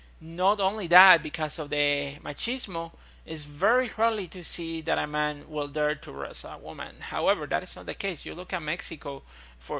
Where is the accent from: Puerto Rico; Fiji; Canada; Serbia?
Puerto Rico; I'm from Puerto Rico